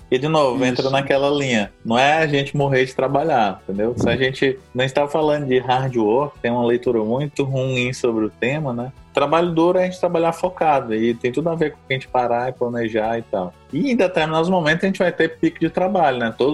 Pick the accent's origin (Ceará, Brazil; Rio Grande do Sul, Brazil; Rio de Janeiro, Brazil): Ceará, Brazil; Sobral; also born or lived in Fortaleza; now in São Paulo, Brazil; eu lembro bem quando eu saí lá de Sobral, né? Pra vir morar em Fortaleza e depois mais em São Paulo